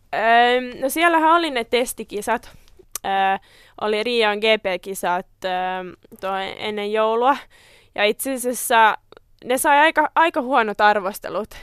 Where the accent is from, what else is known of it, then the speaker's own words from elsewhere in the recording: Tammisaari, Uusimaa, Finland; mä oon Tammisaaresta kotoisin